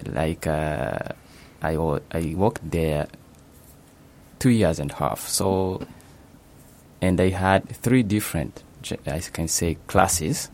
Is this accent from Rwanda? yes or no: yes; Kigali, Rwanda; moved away as an adult; now in Japan; I'm from Rwanda, as you have said, especially in Kigali